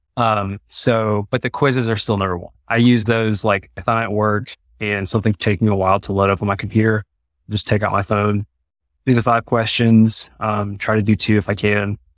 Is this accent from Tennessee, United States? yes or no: no; East Texas, United States; moved away as an adult; now in Colorado Springs, United States; we are from Texas. Uh, okay. So East Texas, kind of like near like the Louisiana border. And my wife's from Dallas